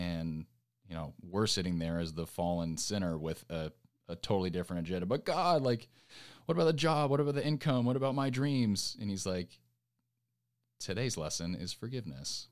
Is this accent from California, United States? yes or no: yes; Orange County, California, United States; moved away as an adult; now in Nashville, United States; coming from California, like, I grew up in Orange County